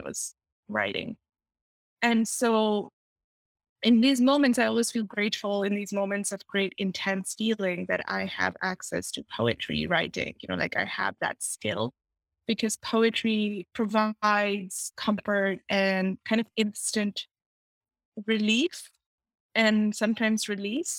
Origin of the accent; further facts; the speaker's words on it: Pakistan; now in United States; I grew up in Pakistan